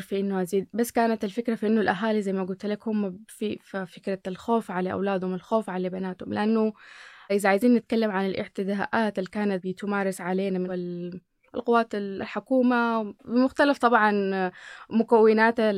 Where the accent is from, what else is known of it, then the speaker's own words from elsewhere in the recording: Sudan; أنا أكون سودانية